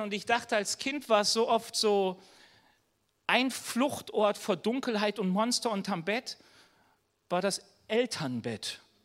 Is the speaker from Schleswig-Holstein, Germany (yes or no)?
no; North Rhine-Westphalia, Germany; now in Bavaria, Germany; ich komme aus NRW, hier in Bayern